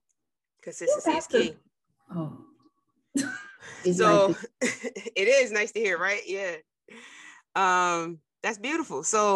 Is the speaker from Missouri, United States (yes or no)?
no; New Jersey, United States; moved away; I'm from Jersey originally.